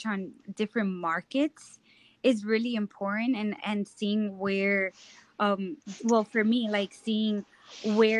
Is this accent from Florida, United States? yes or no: no; New York City, New York, United States; moved away as an adult; now in Austin, United States; I'm actually from the Bronx, New York. And my parents are from Dominican Republic. So I was born and raised in New York City